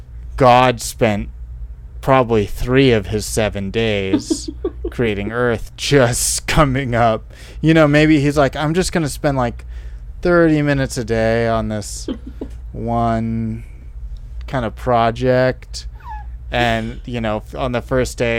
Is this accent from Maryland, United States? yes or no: no; Silicon Valley, California, United States; I'm from Silicon Valley